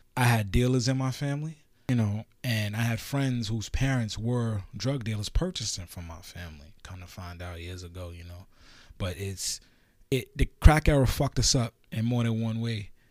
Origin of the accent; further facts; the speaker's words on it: New York City, New York, United States; also born or lived in Guyana; I'm Guyanese by birth, but I was raised in Brooklyn, New York